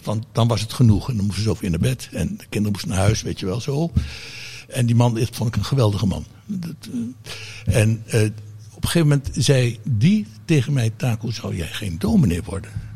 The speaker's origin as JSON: {"language": "Dutch", "town": "Hilversum", "region": "North Holland", "country": "Netherlands", "tie": "born or raised there", "said": "omdat ik als kind woonde in Hilversum"}